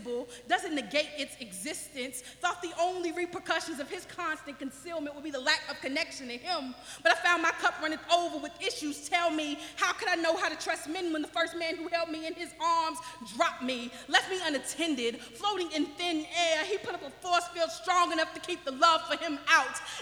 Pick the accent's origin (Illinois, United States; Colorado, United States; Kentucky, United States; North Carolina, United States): Kentucky, United States; Owensboro; I am from Owensboro, Kentucky.